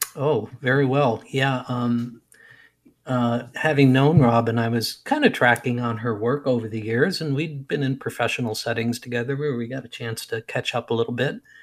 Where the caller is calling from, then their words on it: Wisconsin, United States; I'm calling you from Wisconsin, or checking in from Wisconsin.